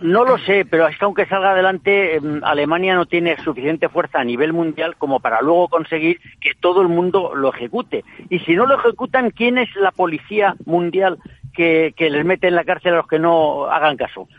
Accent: Spain; me siento europeo y además español

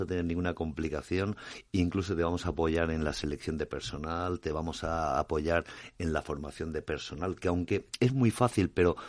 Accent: Alicante, Valencian Community, Spain; Mediterráneo donde yo vengo, soy, soy de Alicante

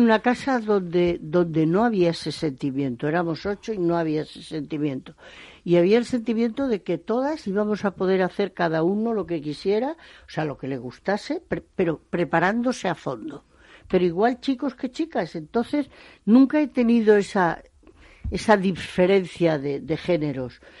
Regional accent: Extremadura, Spain; moved away as an adult; also born or lived in Bordeaux, France / El Bierzo, Spain; los productores de mi tierra

